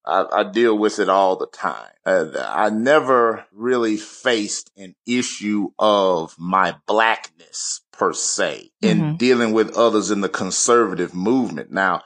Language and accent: English; West Point, Mississippi, United States; Born and raised in the South, the hospitality state, the state of Mississippi